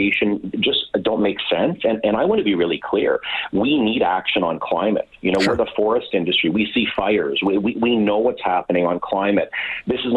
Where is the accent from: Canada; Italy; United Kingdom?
Canada; Pembroke, Ontario; moved away; I grew up in Pembroke